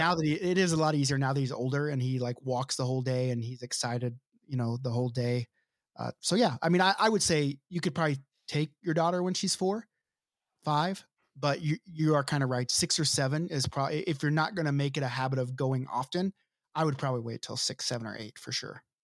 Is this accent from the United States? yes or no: yes; United States; I'm a white person. I'm American.